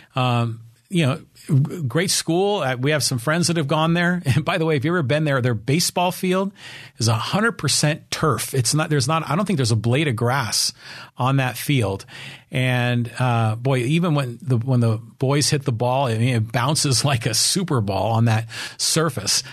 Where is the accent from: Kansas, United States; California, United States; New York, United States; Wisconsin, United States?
California, United States; Poway; not just in my hometown of Poway, but in San Diego County, California